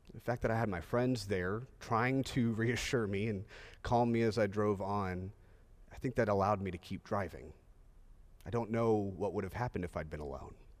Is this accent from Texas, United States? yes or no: yes; Texas, United States; I'm a native Texan, and I'm a Texan driver